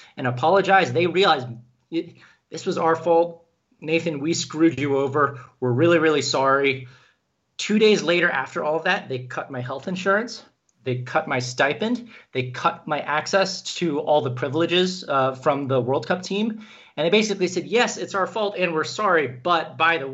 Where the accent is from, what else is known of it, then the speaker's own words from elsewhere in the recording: Kenya; moved away; So I was born in Kenya. I actually have a Kenyan birth certificate. I learned Swahili growing up.